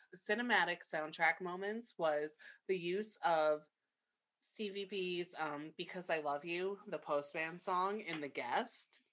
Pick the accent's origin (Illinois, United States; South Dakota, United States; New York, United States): New York, United States; New York City; As a young person growing up in like New York City